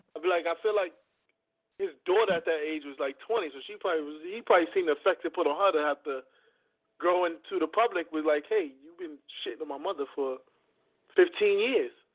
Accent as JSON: {"language": "English", "town": "New York City", "region": "New York", "country": "United States", "said": "I'm from Harlem"}